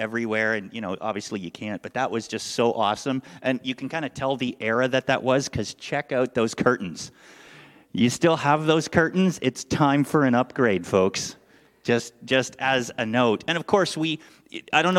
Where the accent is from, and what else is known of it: Canada; born or raised there; moved away as an adult; now in United States